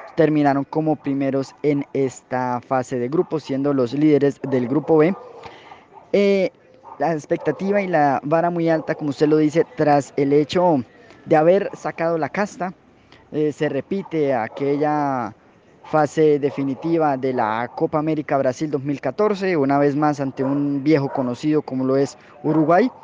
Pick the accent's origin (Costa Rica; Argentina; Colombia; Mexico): Colombia; Ibagué, Tolima; somos la ciudad de Ibagué